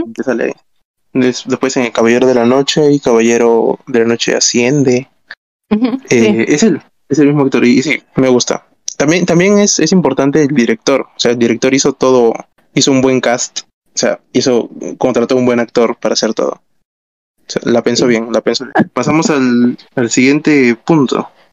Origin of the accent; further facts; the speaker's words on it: Callao, Peru; somos de Callao